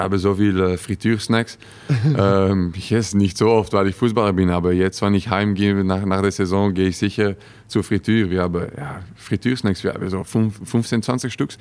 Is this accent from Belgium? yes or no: yes; Wemmel, Flanders, Belgium; German is a second language; moved away as an adult; also born or lived in Cologne, Germany; now in Wolfsburg, Germany; geboren in Wemmel, vier Jahre da gelebt